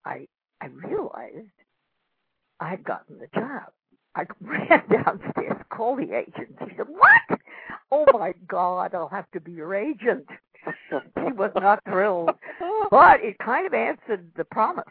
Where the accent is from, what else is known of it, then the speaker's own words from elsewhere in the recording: New York City, New York, United States; I was born in Manhattan, New York City, in Washington Heights